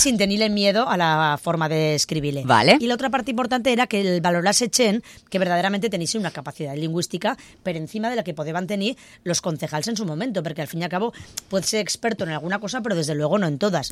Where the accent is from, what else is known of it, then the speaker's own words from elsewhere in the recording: Ribagorza, Aragon, Spain; accent: Ribagorzan; first language Ribagorzan Aragonese; ¿Yo puedo hablar en ribagorzano?